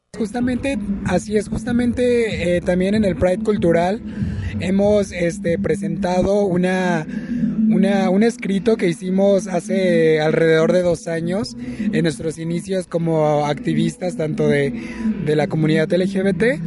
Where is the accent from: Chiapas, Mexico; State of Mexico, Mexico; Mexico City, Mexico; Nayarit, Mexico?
Nayarit, Mexico; soy del estado de Nayarit, soy de la cultura birrárica